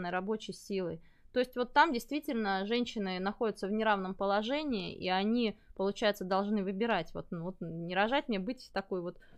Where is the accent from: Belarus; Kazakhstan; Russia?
Belarus; Ну, мы с Олегом из Беларуси